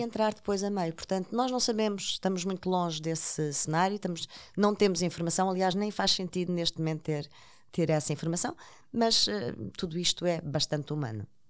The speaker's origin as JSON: {"language": "Portuguese", "country": "Portugal", "said": "como portuguesa"}